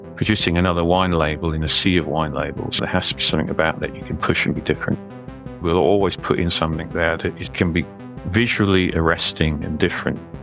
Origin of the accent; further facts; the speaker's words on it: Newcastle upon Tyne, North East England, United Kingdom; Well, I'm a Geordie, so that's what they call somebody who comes from Newcastle upon Tyne, which is in the northeast of England.